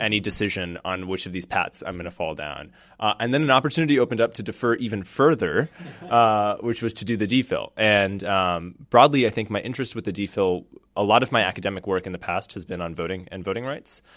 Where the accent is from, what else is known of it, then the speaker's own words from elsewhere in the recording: United States; also born or lived in South Bend, Indiana; I was born and raised in the U S